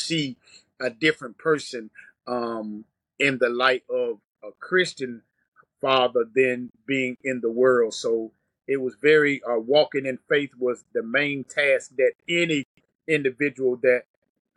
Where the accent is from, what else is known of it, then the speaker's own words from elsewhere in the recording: Greenville, North Carolina, United States; now in Greensboro, United States; I live in Greensboro, North Carolina. I was raised in Greenville, North Carolina